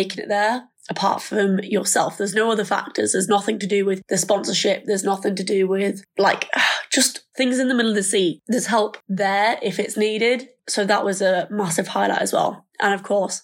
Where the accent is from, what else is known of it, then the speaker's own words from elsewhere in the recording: Thirsk, Yorkshire and the Humber, United Kingdom; I am 22 and I'm from Thirsk in North Yorkshire